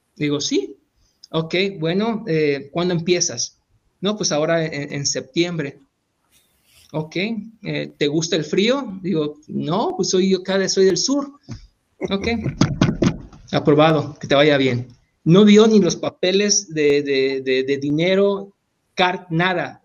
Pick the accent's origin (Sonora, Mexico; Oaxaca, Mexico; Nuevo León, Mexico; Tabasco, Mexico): Tabasco, Mexico; moved away as an adult; also born or lived in Hidalgo; now in United States; yo soy de Tabasco